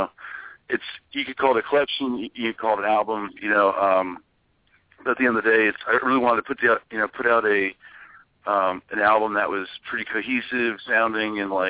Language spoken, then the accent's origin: English; Ohio, United States; moved away; it's my home state, and I have a lot of support there.